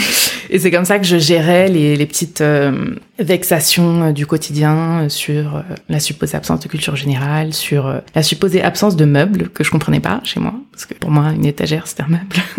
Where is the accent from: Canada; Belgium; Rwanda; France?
France; moi, je suis née en France